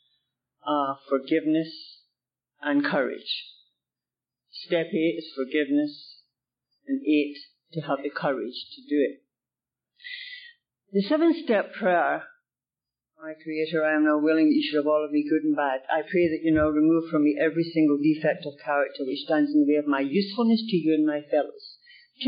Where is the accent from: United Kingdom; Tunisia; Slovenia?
United Kingdom; now in Canada; I'm from the UK